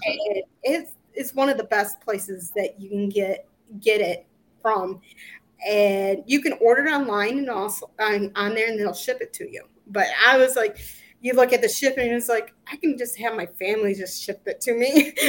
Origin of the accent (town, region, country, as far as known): Walston, Michigan, United States; born or raised there; moved away as an adult; also born or lived in Illinois